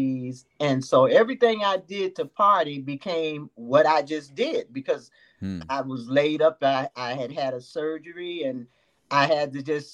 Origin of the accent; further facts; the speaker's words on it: New York, United States; also born or lived in Jacksonville, Florida; now in Florida, United States; I was born and raised in New York, but moved to the South because my parents were originally from the South